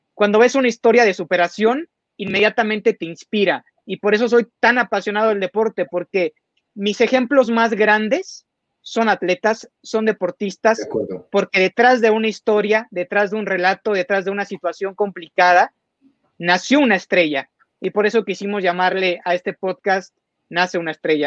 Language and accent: Spanish; Mexico; tenemos que estar muy orgullosos como mexicanos